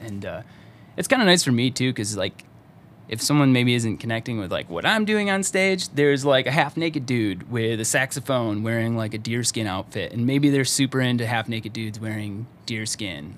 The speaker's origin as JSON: {"language": "English", "town": "Lake Orion", "region": "Michigan", "country": "United States", "tie": "born or raised there", "also_born_or_lived": "Detroit", "lives_now": "Lansing, United States", "said": "I grew up in Lake Orion."}